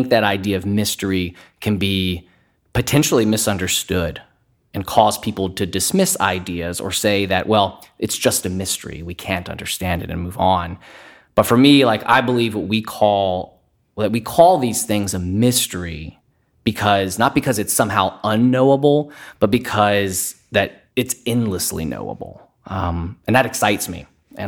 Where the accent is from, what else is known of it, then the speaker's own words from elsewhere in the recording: Fayetteville, North Carolina, United States; now in Houston, United States; I was originally born and raised in Fayetteville, North Carolina. My dad was in the military, so we spent most of our time in and around Fort Bragg.